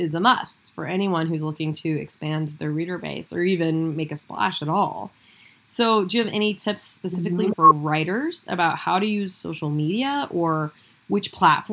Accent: Midwest, United States; So I am a farmer's daughter. I live in the country. I'm from the Midwest

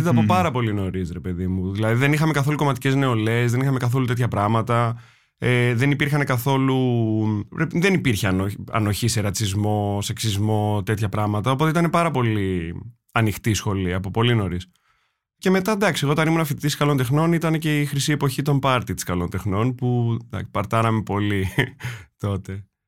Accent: Attica, Greece; εγώ όταν μεγάλωσα στα βόρεια

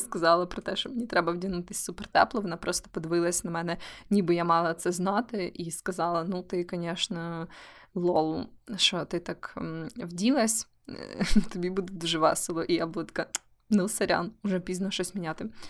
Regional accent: Kyiv, Ukraine; now in Lviv, Ukraine; Київ це моє рідне місто, хоча я живу у Львові вже дуже довгий час

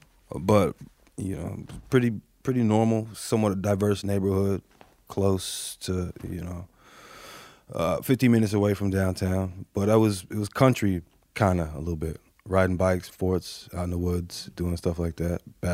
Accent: Austin, Texas, United States; Yeah, born and raised in Austin, Texas.

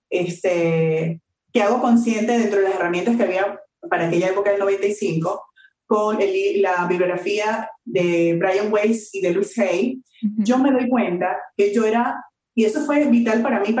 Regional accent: Venezuela; moved away as an adult; now in Mexico; primero yo soy venezolana. Eh, tengo enamorada de México unos siete años que vivo acá.

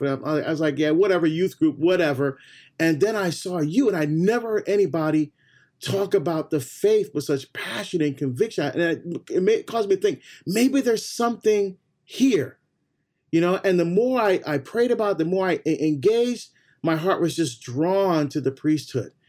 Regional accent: Barbados; now in United States; I was born in Barbados, so me right. we're first generation to come to the U.S.

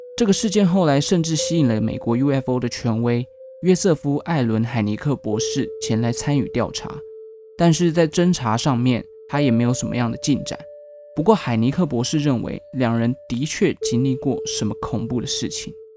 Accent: Taichung, Taiwan; moved away; 我的家乡台中

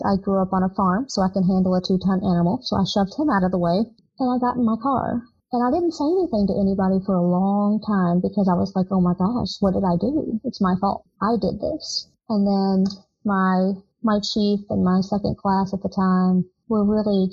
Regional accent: Southern, United States; accent: crazy Southern; moved away as an adult; I'm from a small town. Of course, my accent was crazy Southern.

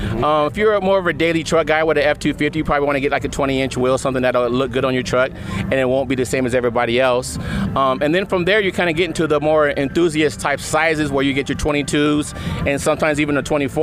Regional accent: California, United States; also born or lived in Long Beach; I'm from California

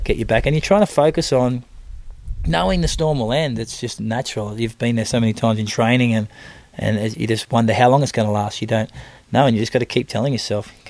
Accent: Australia; I'm Australian coming to Germany

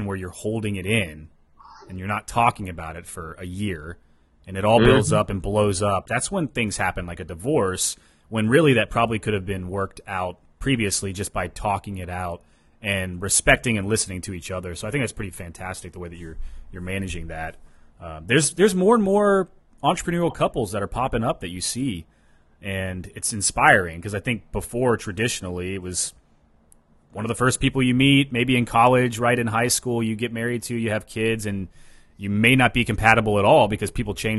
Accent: Ohio, United States; I grew up in Ohio

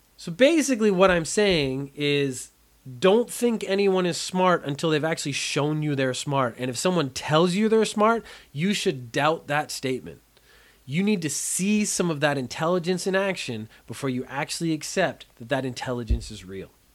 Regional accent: Canada; I am a Canadian

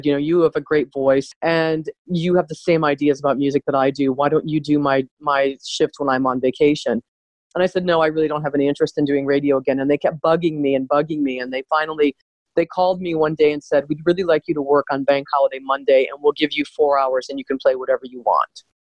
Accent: Cleveland, Ohio, United States; moved away as an adult; also born or lived in United Kingdom; now in Canada; I grew up in Cleveland.

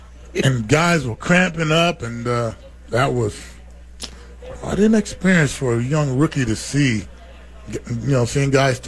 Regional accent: Texas, United States; I'm from Texas, of course. I got chaps. I got boots. I got cowboy hats.

